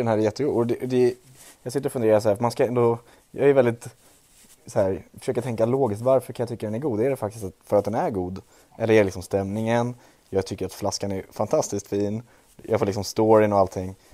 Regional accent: Trollbäcken, Stockholm County, Sweden; från Trollbäcken, där jag är ifrån

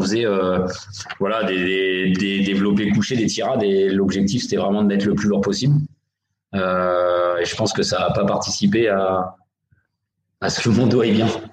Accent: Mantes-la-Jolie, Île-de-France, France; je viens du club de Mantes-la-Jolie. Euh, c'est mon club formateur, donc j'y suis resté de 88 à 2003

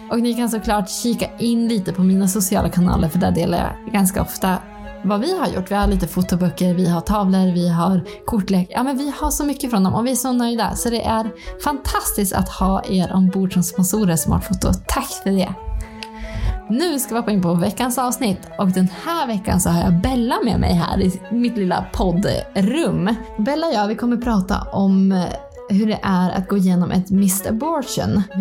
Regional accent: Ånge, Västernorrland County, Sweden; now in near Östersund, Sweden; Jag är ju klicktöttare så jag är ju från Ånge egentligen.

